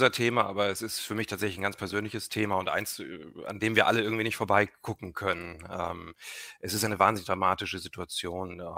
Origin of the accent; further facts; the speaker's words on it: East Germany, Germany; ich bin als Kind in der DDR geboren. Ich weiß, wie es ist, in einem medial abgeschotteten Umfeld aufzuwachsen